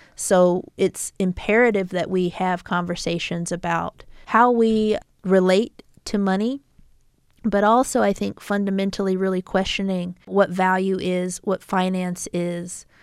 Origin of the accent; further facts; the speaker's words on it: United States; also born or lived in Tucson, Arizona; uniquely as indigenous peoples and then also as American people